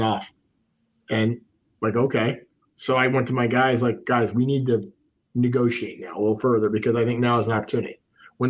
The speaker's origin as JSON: {"language": "English", "town": "Fresno", "region": "California", "country": "United States", "tie": "born or raised there", "also_born_or_lived": "Los Angeles", "moved": "as an adult", "said": "I grew up in Fresno, California. My dad was a farmer"}